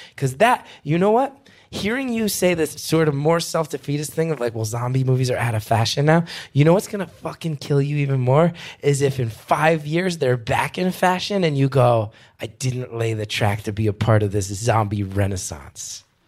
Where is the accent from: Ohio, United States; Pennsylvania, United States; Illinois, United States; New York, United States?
New York, United States; as a New Yorker